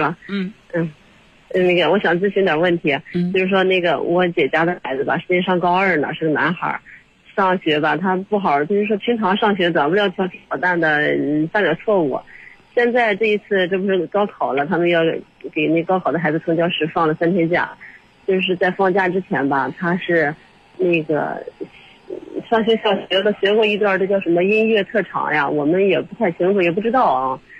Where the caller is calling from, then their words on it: Baoding, Hebei, China; 不是，我是保定这边。